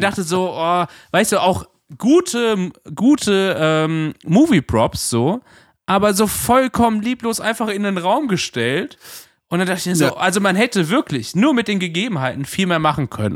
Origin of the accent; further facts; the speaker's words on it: Germany; als Deutscher